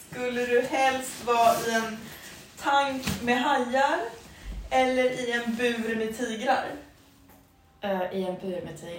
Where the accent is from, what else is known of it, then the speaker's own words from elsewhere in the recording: Täby, Stockholm County, Sweden; moved away as an adult; also born or lived in Munich, Germany; now in Stockholm, Sweden; Ja, jag är uppvuxen i Grippelund.